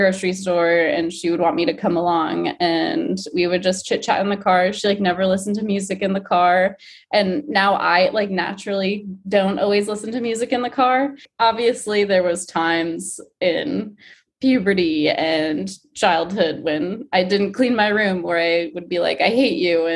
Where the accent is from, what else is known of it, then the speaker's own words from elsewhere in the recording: Michigan, United States; I grew up in Michigan